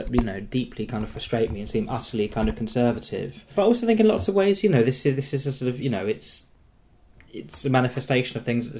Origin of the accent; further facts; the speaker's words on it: Surrey, South East England, United Kingdom; I'm not from Norfolk, from Surrey